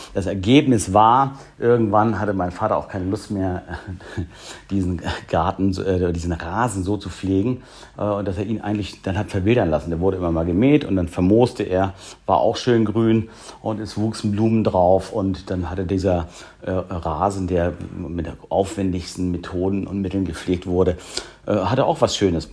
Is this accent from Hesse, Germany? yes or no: no; a suburb of Hamburg, Germany; Ich bin im Vorort von Hamburg äh, groß geworden